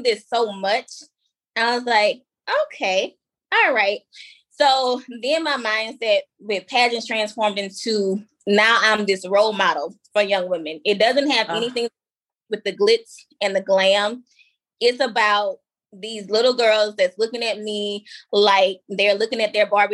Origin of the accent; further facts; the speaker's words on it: Baton Rouge, Louisiana, United States; a pageant director in my hometown of Baton Rouge